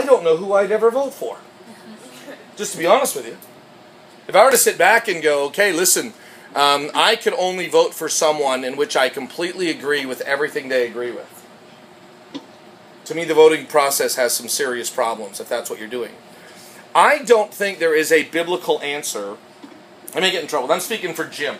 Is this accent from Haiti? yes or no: no; Canada; now in United States; I'm Canadian.